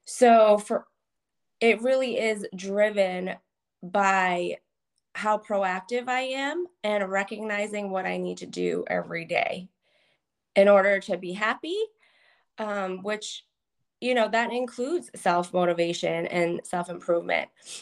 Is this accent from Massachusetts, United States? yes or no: yes; Methuen, Massachusetts, United States; born there; Sure. So I was born in Methuen, Massachusetts.